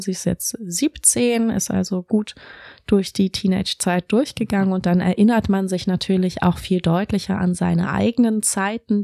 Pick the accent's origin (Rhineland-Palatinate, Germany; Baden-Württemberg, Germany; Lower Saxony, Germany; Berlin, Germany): Berlin, Germany; moved away as an adult; also born or lived in Tübingen; ich bin tatsächlich in Berlin geboren, in Grunewald habe ich gewohnt, dann in Zehlendorf, Charlottenburg, Schöneberg und Kreuzberg. Also schon ein richtiges Westberliner Kind